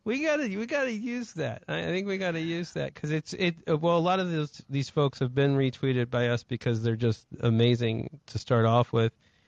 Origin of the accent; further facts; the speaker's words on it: North Carolina, United States; also born or lived in Ohio; And as you know, I went to school in North Carolina. I grew up in North Carolina after Ohio.